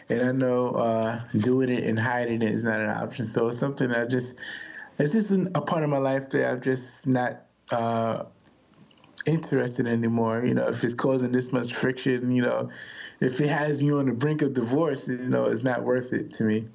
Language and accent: English; New York, United States; I'm a New Yorker